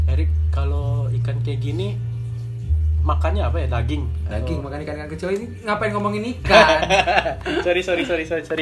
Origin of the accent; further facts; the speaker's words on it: Bengkulu, Indonesia; kami kan asli kalau kampung kami kan di Bengkulu tuh kampung kita kan gue ya di Bengkulu